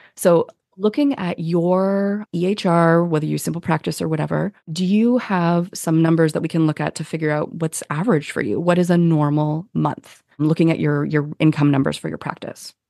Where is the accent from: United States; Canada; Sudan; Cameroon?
Canada; we're Canadian